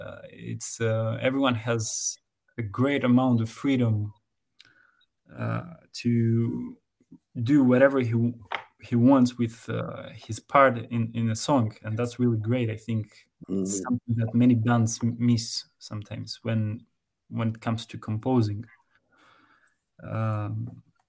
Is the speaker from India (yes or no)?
no; Greece; now in Thessaloniki, Greece; we were together in other bands in my hometown before I moved into Saloniki